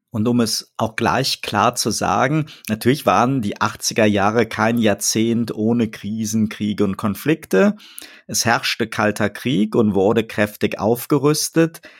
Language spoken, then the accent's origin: German; Bonn, North Rhine-Westphalia, Germany; bei uns in Bonn als Bundeshauptstadt mit vielen Diplomatenkindern, ein Aufwachsen mit hoher Meinungsfreiheit